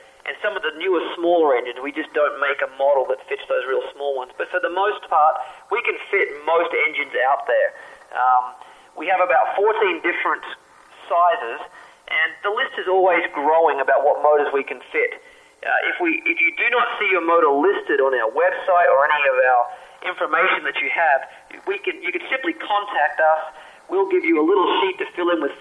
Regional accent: Australia; moved away; I grew up in Australia

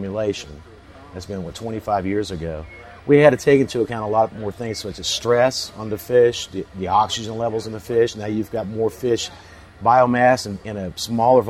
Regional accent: Central Florida, United States; I grew up in Central Florida on the St. John's River

